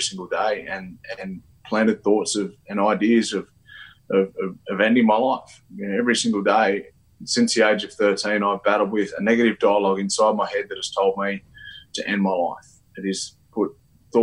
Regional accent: Wagga Wagga, New South Wales, Australia; also born or lived in Cowra / Sydney; now in Dubbo, Australia; I grew up I was born in Cowra, but grew up in Wagga before I moved to Sydney as a 17-year-old

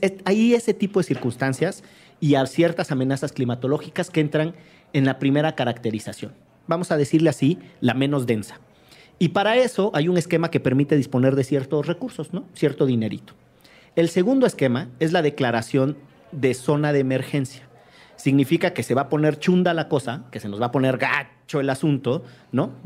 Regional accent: Mexico; nos define como mexicanos

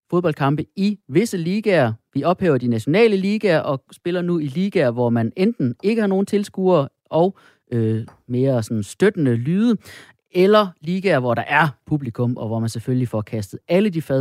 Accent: Funen, Southern Denmark, Denmark; Jeg er også fra Fyn

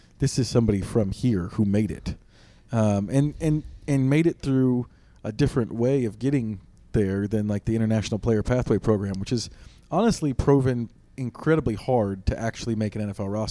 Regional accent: Wisconsin, United States; I'm from Wisconsin

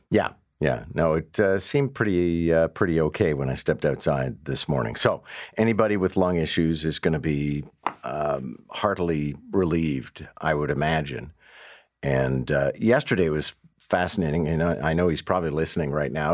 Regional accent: Montreal, Quebec, Canada; now in Toronto, Canada; I grew up in Montreal where pretty well people drink anywhere

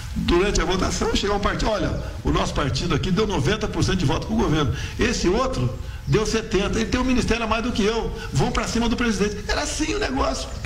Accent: Eldorado, São Paulo, Brazil; lá na minha cidade, Eldorado Paulista

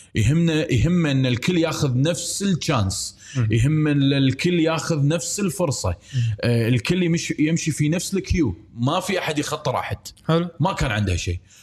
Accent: Kuwait; انا مواطن كويتي

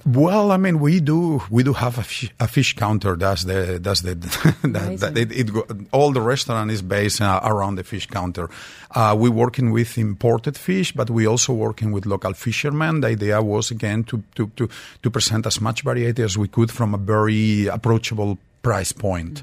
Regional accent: Madrid, Community of Madrid, Spain; moved away; I did grow up in Madrid, but I spent all my summers in the actually in the Levant coast of Spain and in Valencia

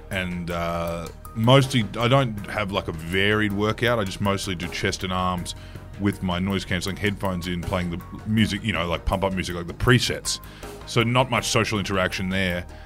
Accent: Australia; As an Australian male, it's kind of what I do.

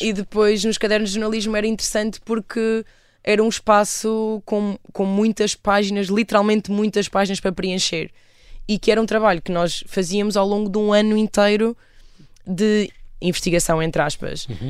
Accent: Aveiro, Centro, Portugal; also born or lived in Cernadela / London; eu sou da Aveiro

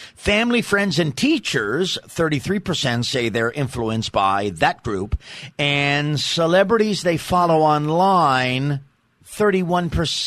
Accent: New York City, New York, United States; I'm from Staten Island, New York.

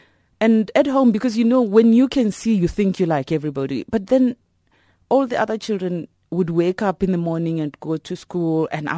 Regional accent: Elim, Limpopo, South Africa; I'm from Ilim in Limpopo. Yeah, I grew up there, and I was born at the Ilim Hospital.

